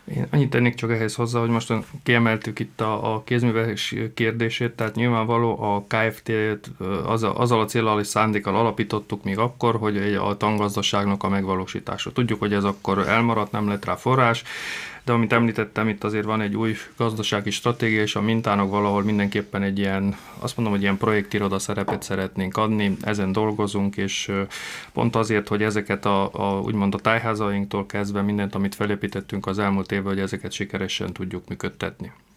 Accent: Prekmurje, Slovenia; akik itt születtünk

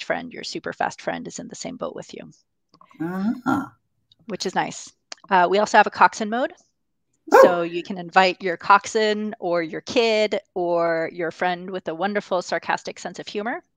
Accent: Boston, Massachusetts, United States; Boston in particular, which is my hometown.

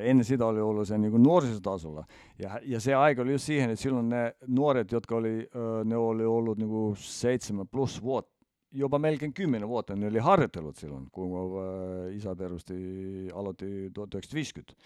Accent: Estonia; meillä Eestissä

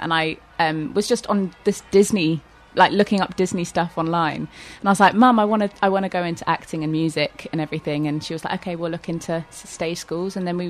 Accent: Walton-on-Thames, South East England, United Kingdom; So I grew up in Walton-on-Thames, and I went to Notre Dame School in Cobham.

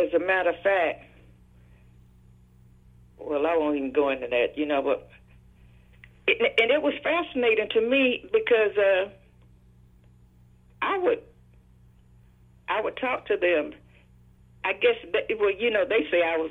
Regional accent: Brunswick, Georgia, United States; moved away as an adult; now in Atlanta, United States; I was raised in Brunswick

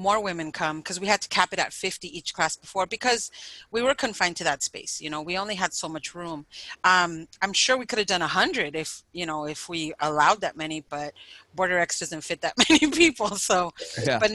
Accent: San Diego, California, United States; Barrio, you know, where I grew up

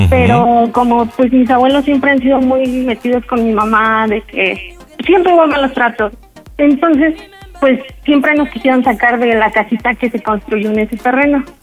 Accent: Aculco, State of Mexico, Mexico; De Aculco, el Estado de México.

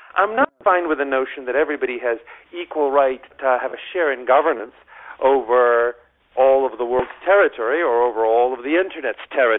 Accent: United States; as an American

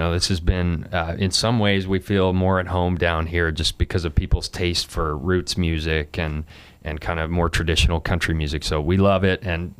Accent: Alberta, Canada; where I'm from Alberta, which is just north of Montana.

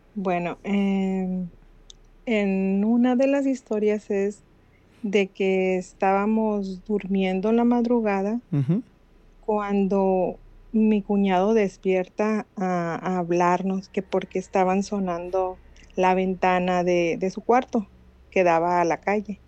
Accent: Mazatlán, Sinaloa, Mexico; Soy de Mazatlán.

